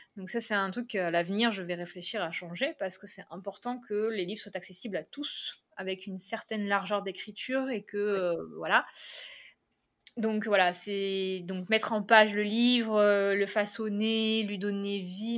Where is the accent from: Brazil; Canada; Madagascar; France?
France; Carnoules, Provence-Alpes-Côte d'Azur; je suis de Carnoul, donc euh, je suis de la zone varoise